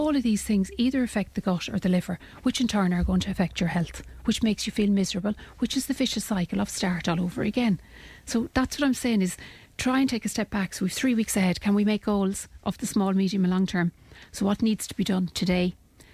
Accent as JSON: {"language": "English", "country": "Ireland", "said": "we as Irish people"}